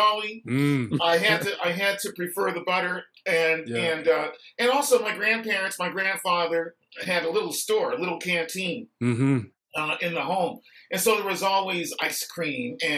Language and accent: English; Halifax, Nova Scotia, Canada; also born or lived in Windsor, Nova Scotia; I was born in Windsor. I didn't grow up there, I grew up in Halifax